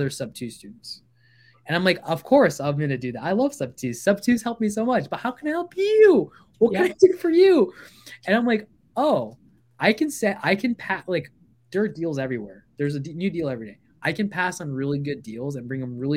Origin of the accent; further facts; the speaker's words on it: Virginia, United States; also born or lived in Bangladesh / Canada / Baltimore, Maryland; I come from the far eastern lands of Bangladesh. I immigrated here when I was I went to Canada like really young, and then we came here. We lived in Baltimore, Maryland, actually, when I was like four and a half. I grew up in Virginia